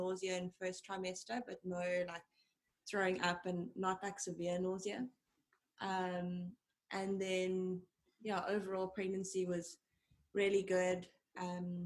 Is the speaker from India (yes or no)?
no; South Africa; I'm from South Africa